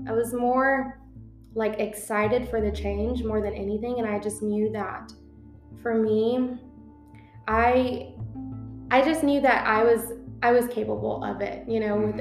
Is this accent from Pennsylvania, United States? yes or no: no; San Antonio, Texas, United States; moved away as an adult; now in Dallas, United States; San Antonio was my hometown. I grew up there.